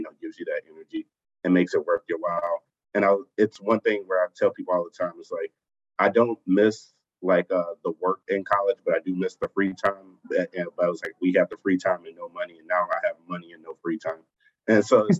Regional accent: Chicago, Illinois, United States; I'm born and raised in Chicago, Illinois

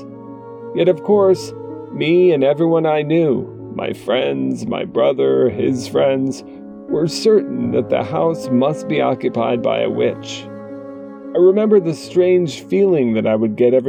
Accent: Claremont, New Hampshire, United States; When I was a young child growing up in Claremont, New Hampshire

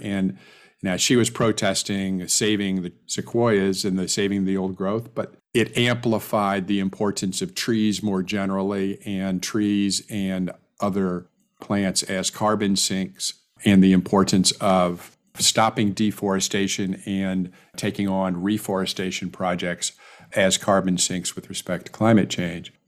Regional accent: California, United States; I'm a Californian

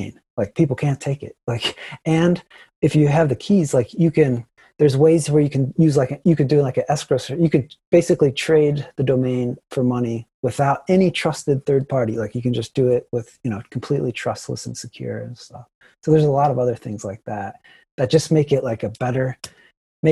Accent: Ohio, United States; moved away; I'm from Ohio originally

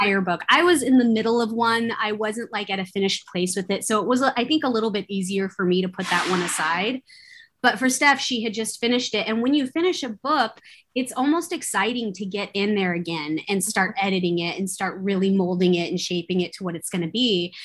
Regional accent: Bay Area, California, United States; growing up in the Bay Area in California

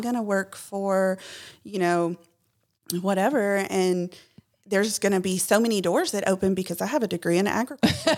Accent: Clarksville, Tennessee, United States; I'm from Clarksville

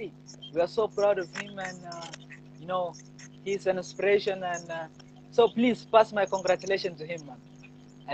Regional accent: Upper Nile, South Sudan; I'm from Upper Nile too

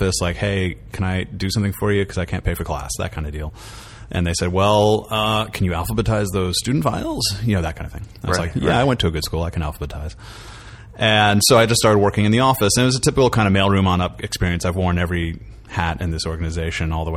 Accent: Boston, Massachusetts, United States; moved away as an adult; now in Los Angeles, United States; I'm from Boston originally

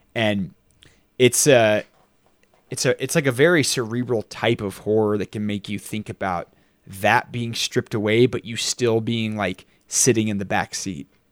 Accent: Texas, United States; when you're growing up in Texas and you're six hundred miles from the ocean

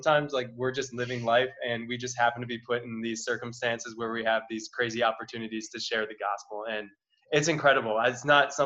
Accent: Wisconsin, United States; also born or lived in Milwaukee area; I'm from Wisconsin. So I just left the Milwaukee area

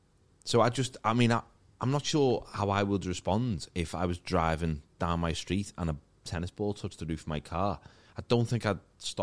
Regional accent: Maghull, North West England, United Kingdom; I grew up in McGull, and next to it was Kirby.

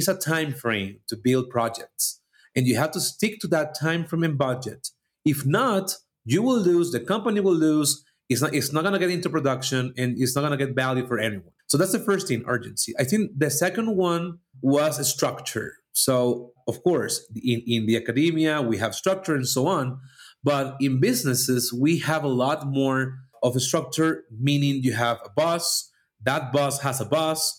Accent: Venezuela; moved away as an adult; now in Mexico; I'm from Venezuela, living in Mexico

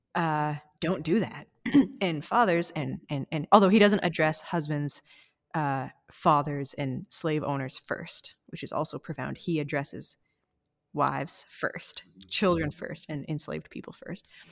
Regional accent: Canada; as a white Canadian

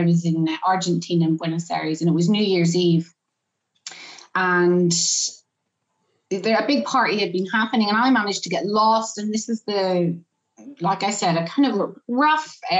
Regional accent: Northern Ireland, United Kingdom; I'm from Northern Ireland. I'm an 18-year-old girl

